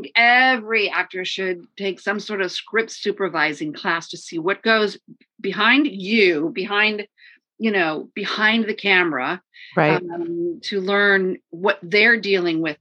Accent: St. Joseph, Michigan, United States; also born or lived in Detroit, Michigan; I grew up in St. Joseph, Benton Harbor

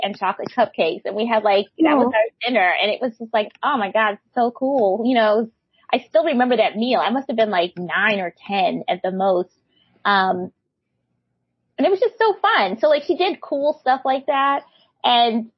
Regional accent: Wisconsin, United States; moved away as an adult; also born or lived in Massachusetts / Spain; I was used to being, like, the only Black person in a space because I grew up in Wisconsin

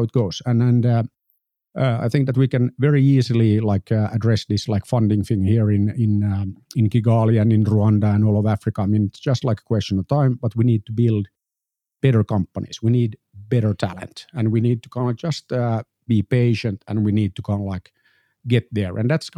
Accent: Finland; I'm an entrepreneur from Finland.

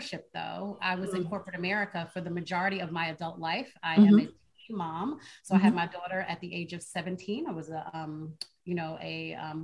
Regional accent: White Plains, New York, United States; I grew up in the hood, right? So I'm from New York, a little town called White Plains, New York.

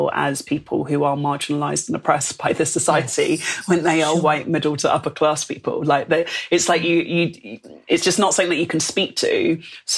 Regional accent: London, United Kingdom; moved away as an adult; now in Bristol, United Kingdom; I'm from London

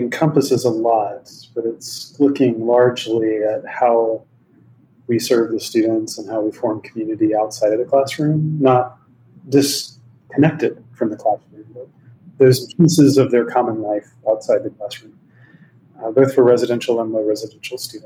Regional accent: Meridian, Mississippi, United States; moved away as an adult; now in California, United States; Grew up in Meridian, Mississippi, in the Methodist Church

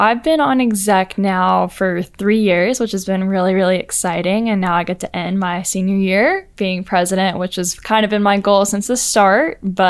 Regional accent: Montgomery, Alabama, United States; also born or lived in Valdosta, Georgia / Chicago; I did go to high school in Montgomery, Alabama. {S0} Before that? {S3} Before that was Valdosta, Georgia.

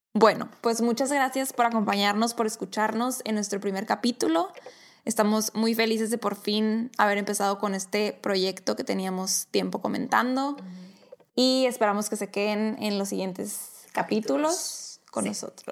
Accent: Caborca, Sonora, Mexico; moved away as an adult; also born or lived in Hermosillo, Sonora, Mexico; now in Phoenix, United States; nací en Caborca, Sonora

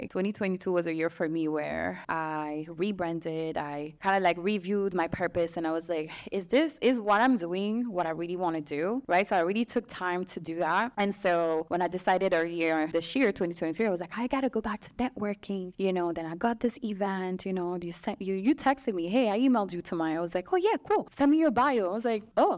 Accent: Strasbourg, Grand Est, France; moved away as an adult; now in United States; I'm from Strasbourg, which is like a small city in France.

